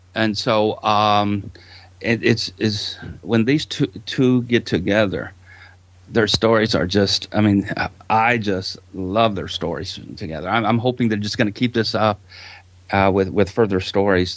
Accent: Texas, United States; I'm from Texas, and there's a small little town uh, not too far from Houston called LaGrange

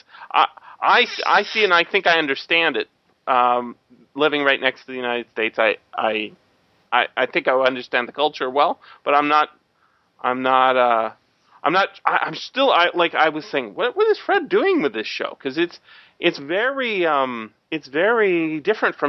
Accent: Canada; I'm a Canadian, so I don't have the exact same background as Americans

